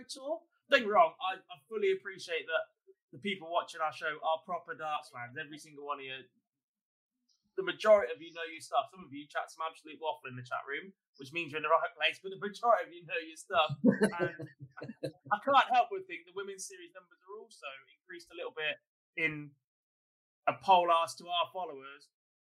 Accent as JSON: {"language": "English", "region": "England", "country": "United Kingdom", "said": "we as English darts fans"}